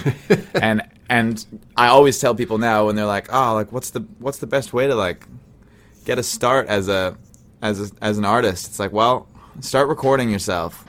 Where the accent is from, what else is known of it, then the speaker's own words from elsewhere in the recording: Brandon, Manitoba, Canada; now in Winnipeg, Canada; I grew up in Brandon, Manitoba